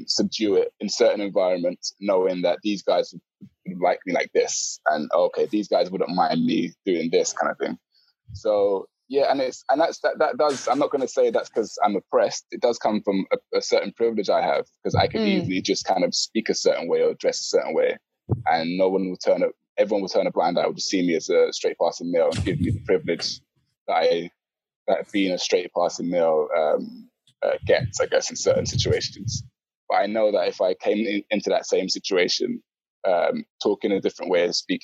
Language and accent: English; London, United Kingdom; also born or lived in Peckham; I grew up in Bermondsey, so I went mm-hmm. to like an all-white primary school